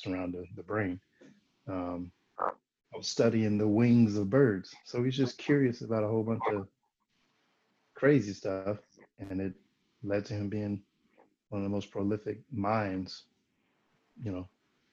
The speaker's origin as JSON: {"language": "English", "region": "North Carolina", "country": "United States", "said": "I'm from North Carolina"}